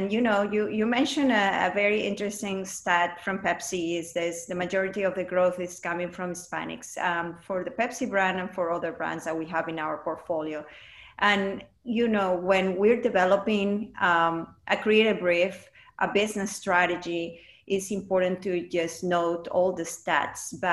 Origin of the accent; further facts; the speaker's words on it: Mexico; English is a second language; now in United States; I was born and raised in Mexico, and with all these values, that is important to actually take it into the business.